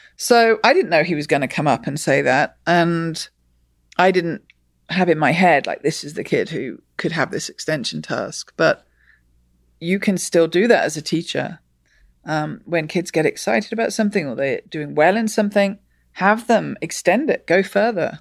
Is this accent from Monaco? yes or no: no; England, United Kingdom; I grew up in England, and in England, we learn maths